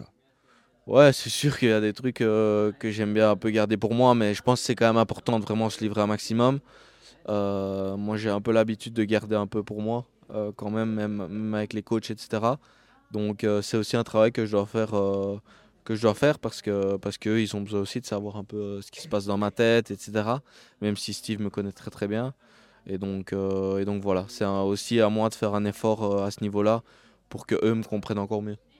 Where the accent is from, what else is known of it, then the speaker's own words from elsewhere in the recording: Liège, Wallonia, Belgium; je suis liégeois, donc je viens de Belgique et je suis liégeois.